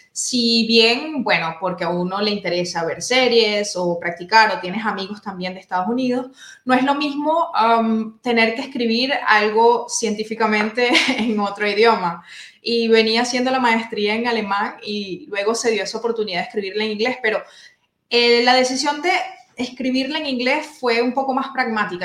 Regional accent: La Guaira, Venezuela; moved away as an adult; now in Freiburg, Germany; soy bibliotecóloga oriunda de Venezuela

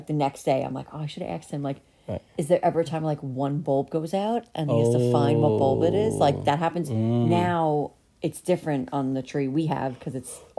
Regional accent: New York, United States; moved away; we're from New York, where there really aren't many animals.

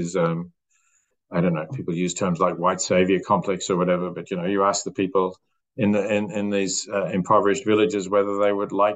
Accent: Australia; As an Australian

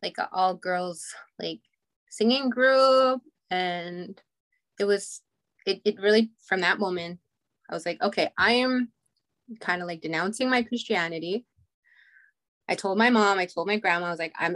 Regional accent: Goodfish Lake, Alberta, Canada; I grew up in Goodfish Lake, Alberta, which is a small reserve 2 hours northeast of Edmonton.

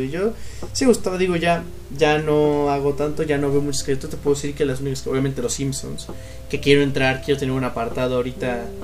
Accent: State of Mexico, Mexico; yo soy originario del Estado de México. Y vivía pues, en el Estado de México.

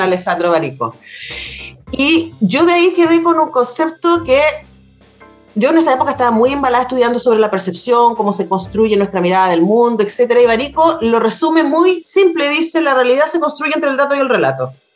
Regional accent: Chile; nos han mentido respecto a quienes somos, a los chilenos

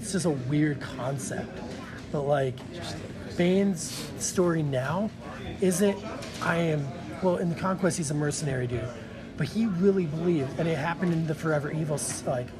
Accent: United States; Brody and I grew up like, we could literally, where we grew up, we could swim to Canada faster than you could drive

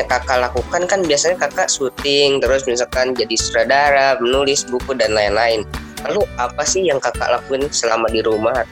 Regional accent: Bandung, West Java, Indonesia; born there; Saya tinggal di Indonesia. Saya lahir di Bandung, umur saya 15 tahun

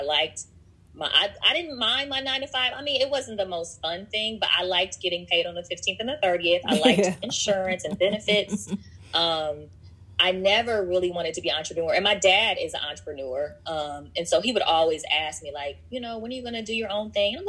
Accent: Washington, District of Columbia, United States; also born or lived in Omaha, Nebraska; now in Los Angeles, United States; I was born in Omaha, Nebraska. I spent most of my life in Washington, D.C. I live in L.A. now.

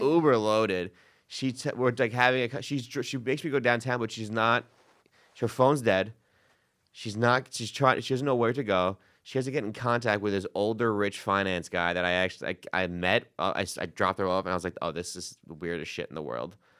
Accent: New York City, New York, United States; I'm from Queens

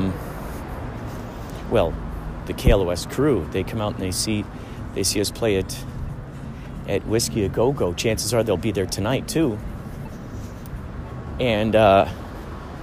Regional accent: near Rosemont, Illinois, United States; moved away; near my hometown, Rosemont

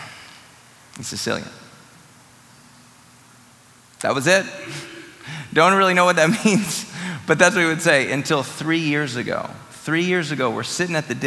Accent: Wisconsin, United States; born or raised there

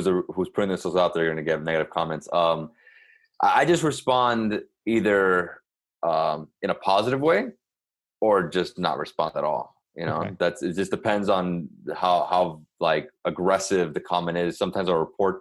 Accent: Miami, Florida, United States; I'm from here.

